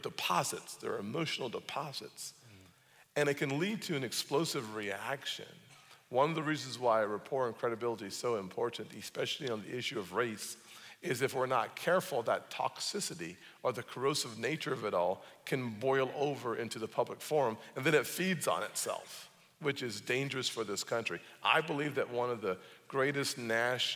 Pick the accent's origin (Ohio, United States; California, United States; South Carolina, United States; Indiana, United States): South Carolina, United States; Charleston; born and raised in South Carolina and in Charleston